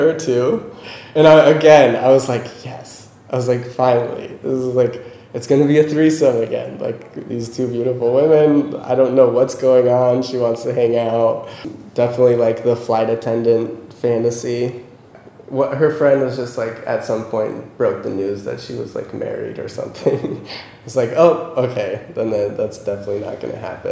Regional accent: United States; I'm like American

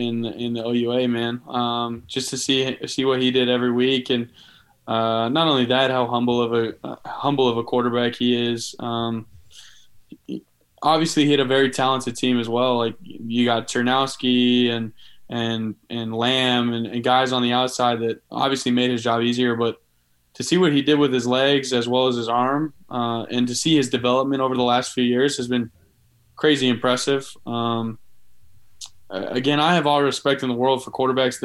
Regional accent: Canada; moved away as an adult; That was always my goal as a Canadian quarterback growing up.

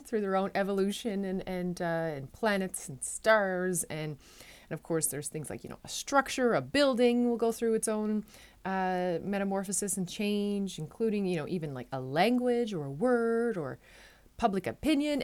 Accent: Newfoundland and Labrador, Canada; now in Netherlands; I'm a Newfoundlander and Canadian coming to you from a city just south of Amsterdam in the Netherlands

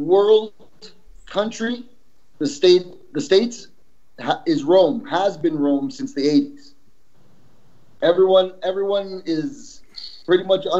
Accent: Canada; also born or lived in El Salvador / Yonkers, New York; even though I was born in El Salvador, I was raised in Canada. So my demeanor and shit is Canadian.

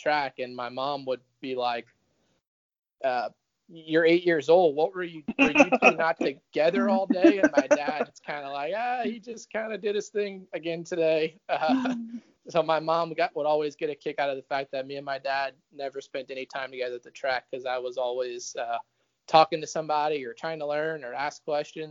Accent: Louisiana, United States; my experience growing up in Louisiana on the backside

